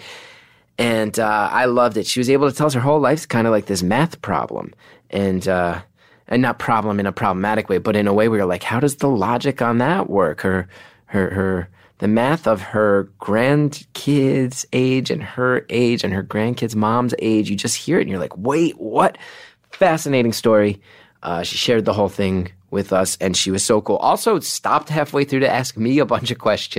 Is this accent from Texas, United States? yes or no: no; New York, United States; my New Yorkers, my hometown, my home base, my people